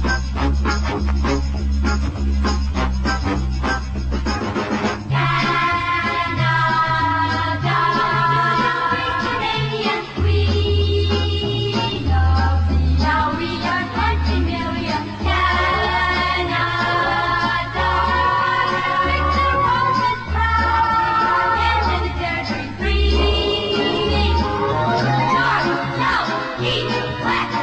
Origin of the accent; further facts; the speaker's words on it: Pittsburgh, Pennsylvania, United States; I'm from Pittsburgh